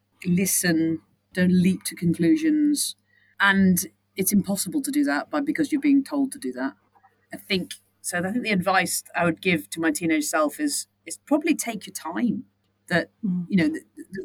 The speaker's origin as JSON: {"language": "English", "town": "Southport", "region": "North West England", "country": "United Kingdom", "tie": "born or raised there", "moved": "yes", "lives_now": "London, United Kingdom", "said": "I grew up in Southport"}